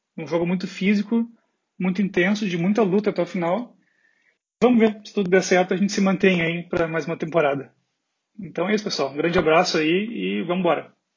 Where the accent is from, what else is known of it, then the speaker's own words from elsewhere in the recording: Porto Alegre, Rio Grande do Sul, Brazil; now in Berlin, Germany; eu sou de Porto Alegre, moro em Berlim